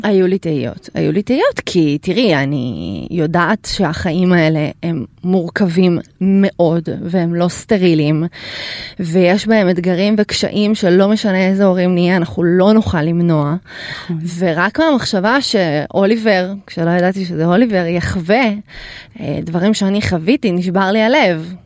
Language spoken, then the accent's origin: Hebrew; Ukraine; now in Israel; אני נולדתי באוקראינה